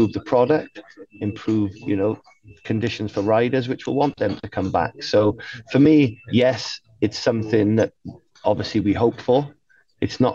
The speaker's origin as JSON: {"language": "English", "country": "United Kingdom", "said": "I'm a British person"}